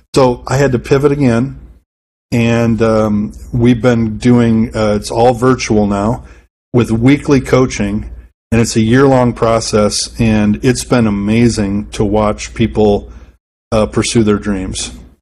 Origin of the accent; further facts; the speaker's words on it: Madison, Wisconsin, United States; I'm from Madison, Wisconsin.